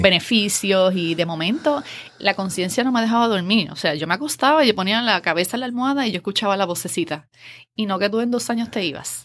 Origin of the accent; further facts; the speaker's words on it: Adjuntas, Puerto Rico; moved away as an adult; also born or lived in Ponce, Puerto Rico / Río Piedras, Puerto Rico; fui a nacer a Ponce, pero me crié toda mi vida en Adjuntas